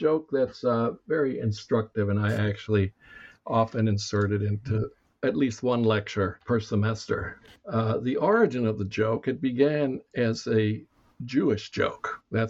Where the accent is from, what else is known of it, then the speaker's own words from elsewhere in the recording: Cuba; born there; The short version is that I was born in Cuba in 1950.